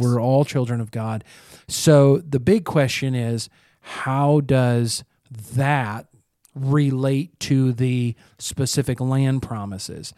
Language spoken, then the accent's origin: English; United States